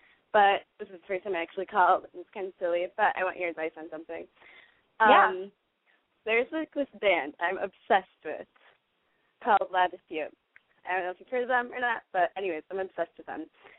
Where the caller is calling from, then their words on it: Michigan, United States; I'm 19. I'm calling from Michigan.